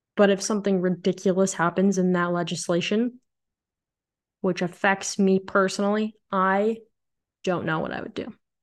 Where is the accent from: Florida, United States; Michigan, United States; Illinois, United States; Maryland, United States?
Illinois, United States; moved away as an adult; also born or lived in Nebraska; I've called Illinois my home for my entire life.